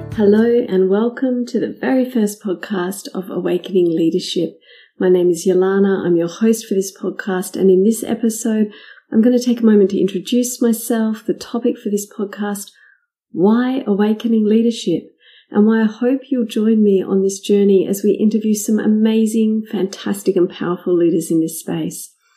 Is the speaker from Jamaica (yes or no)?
no; Australia; my home country in Australia